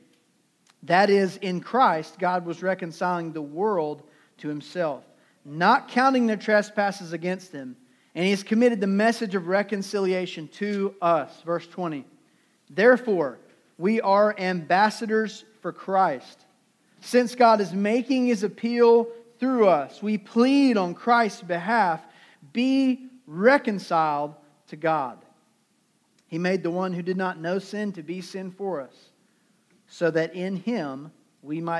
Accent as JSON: {"language": "English", "town": "Durham", "region": "North Carolina", "country": "United States", "said": "I'm from Durham. Durham is in the middle of our state."}